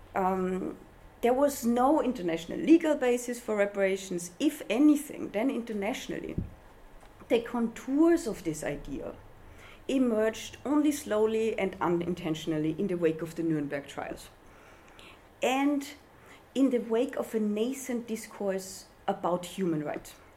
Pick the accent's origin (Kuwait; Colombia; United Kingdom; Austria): Austria; I was raised in Austria